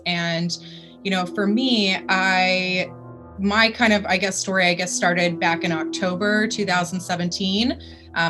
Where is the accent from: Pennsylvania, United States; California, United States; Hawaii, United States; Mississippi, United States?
California, United States; I was born and raised out here in California. So I've always lived out in this area